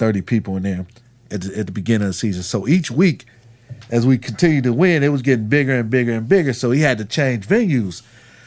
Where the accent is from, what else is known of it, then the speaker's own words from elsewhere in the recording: Cleveland, Ohio, United States; I'm from Cleveland